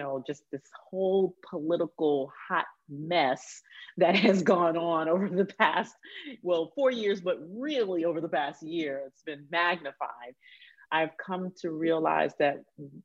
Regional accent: Huntsville, Alabama, United States; I grew up in Huntsville, Alabama

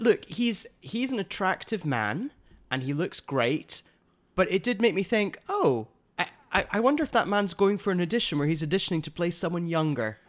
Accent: United Kingdom; now in Los Angeles, United States; two Brit L A gays

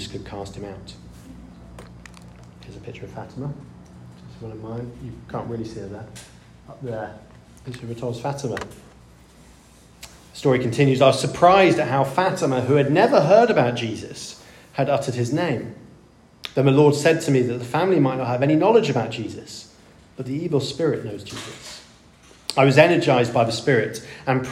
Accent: India; moved away; I grew up in India

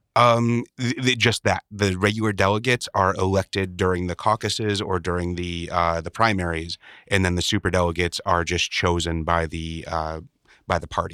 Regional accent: Chicago, Illinois, United States; growing up in Chicago

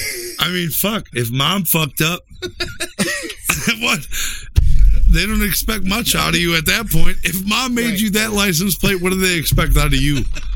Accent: Cleveland, Ohio, United States; I know I'm from Cleveland.

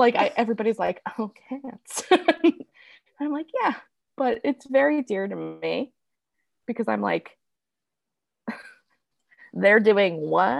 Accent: Wilkes-Barre, Pennsylvania, United States; moved away as an adult; now in Kansas City, United States; I grew up in northeastern Pennsylvania

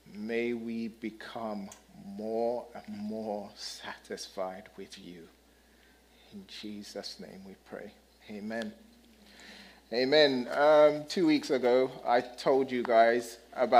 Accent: United Kingdom; moved away; I'm the British guy

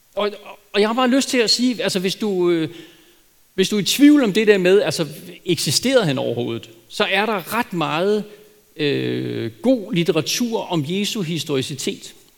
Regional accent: Denmark; som danskere

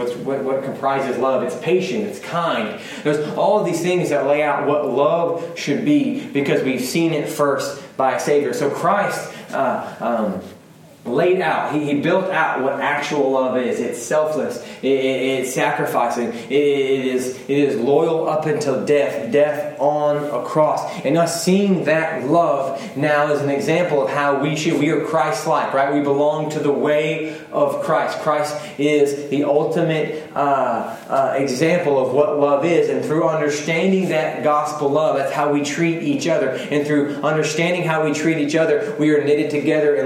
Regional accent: United States; I'm an American.

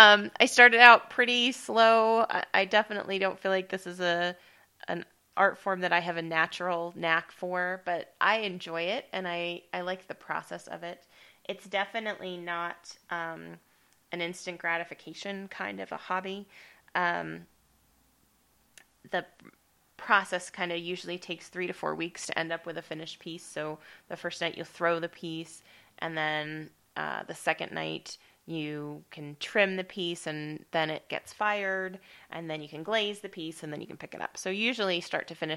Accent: Estes Park, Colorado, United States; moved away; Estes Park is my hometown. That's where I grew up

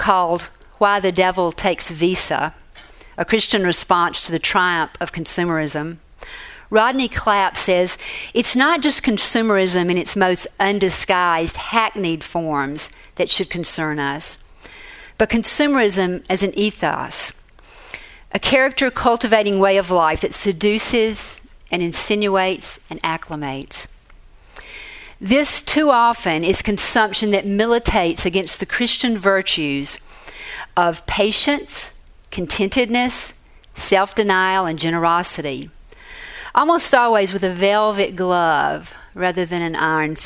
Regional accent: Mississippi, United States; moved away as an adult; also born or lived in Boston; My home state is Mississippi

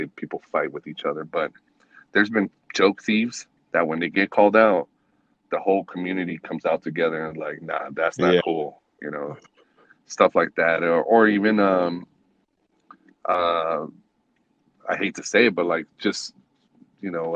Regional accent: Northern Nevada, United States; moved away as an adult; also born or lived in Texas / California; now in Las Vegas, United States; I was raised in Northern Nevada. So like Lake Tahoe, Carson City, Reno, that's all Northern Nevada

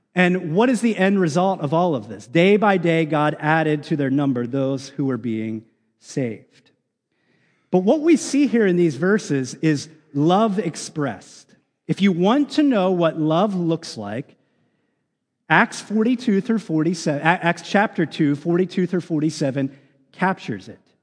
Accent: United States; especially as American Christians

